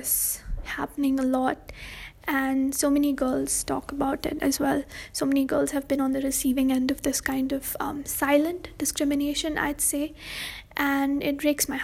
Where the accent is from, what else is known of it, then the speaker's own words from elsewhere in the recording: India; I'm brown, I'm Indian, and I am a girl